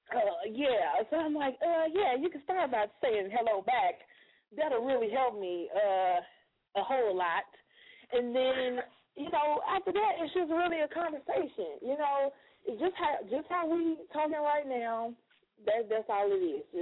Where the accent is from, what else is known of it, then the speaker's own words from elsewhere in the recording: Chicago, Illinois, United States; now in Michigan, United States; Um, I'm originally from Chicago, live in Michigan.